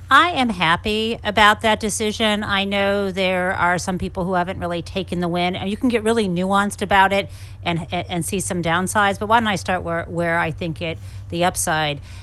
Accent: Michigan, United States; moved away as an adult; someone growing up in the Midwest who was sent to a private school

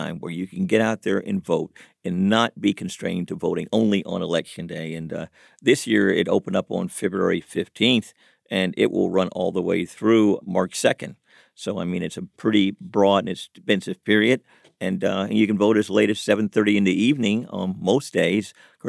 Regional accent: Chicago, Illinois, United States; Historically, when I was growing up in Chicago, you had to vote on that first Tuesday in November or whenever that primary might be held in May or whatever it might have been.

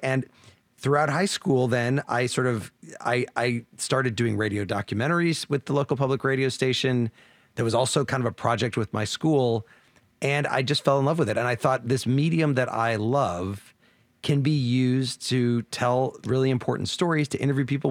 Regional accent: Champaign, Illinois, United States; moved away; from Champaign Urbana, Illinois, my hometown

